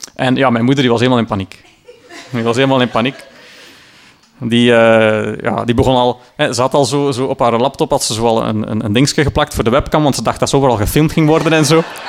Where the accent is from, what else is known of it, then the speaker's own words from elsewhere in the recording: Sint-Niklaas, Flanders, Belgium; in mijn geboortestad dan, Sint-Niklaas